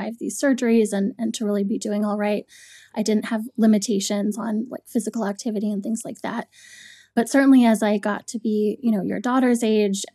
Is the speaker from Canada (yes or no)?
yes; Toronto, Ontario, Canada; now in New York, United States; I grew up in Toronto, Canada. I moved to New York.